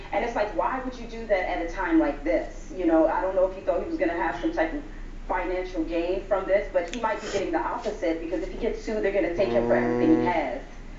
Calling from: Washington, District of Columbia, United States; I'm calling from Washington, D.C., and I'm.

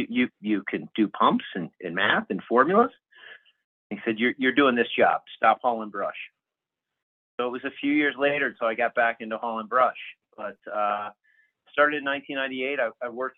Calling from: Denver, Colorado, United States; I am in Denver proper, Denver, Colorado, in the Rocky Mountain region here.

